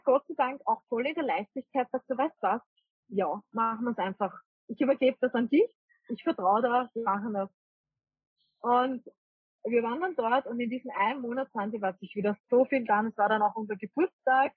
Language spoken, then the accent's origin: German; Vienna, Austria; moved away as an adult; also born or lived in rural Austria; ursprünglich komme ich eigentlich aus Wien. Und ich bin eigentlich eine typische Wienerin